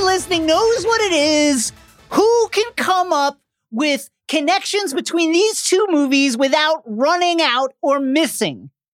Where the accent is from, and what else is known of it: New York, United States